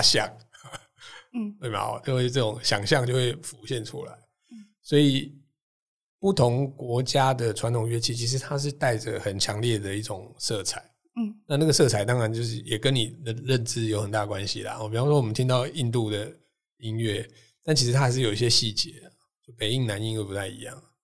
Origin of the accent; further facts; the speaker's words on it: Taiwan; 我自己是大概七零年代出生的。嗯。哦。然后，所以那个时候其实台湾的 ，哎，社会状况，就是小朋友应该就会去什么雅马哈幼幼班啊